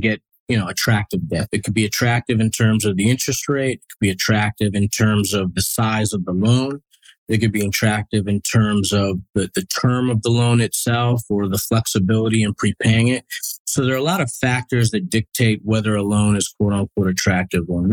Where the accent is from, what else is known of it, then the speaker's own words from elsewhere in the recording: Westchester County, New York, United States; also born or lived in Bronx, New York; So originally from New York, I was born in the Bronx, grew up in a suburb called Westchester County